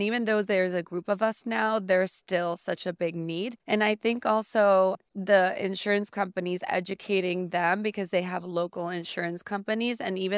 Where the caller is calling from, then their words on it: San Juan, Puerto Rico; I am currently coming from San Juan, Puerto Rico. I am a headache specialist there in the island.